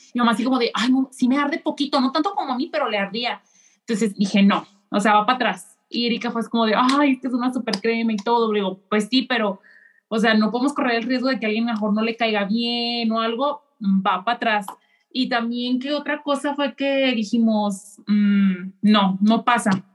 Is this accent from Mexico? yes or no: yes; Mexico; now in Japan; soy mexicana, vivo en Japón